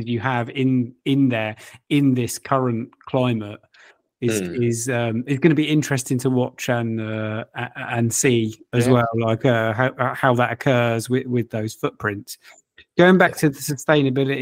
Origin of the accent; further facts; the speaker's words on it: Luton, East of England, United Kingdom; I know we are from Luton, all right? We are from Luton.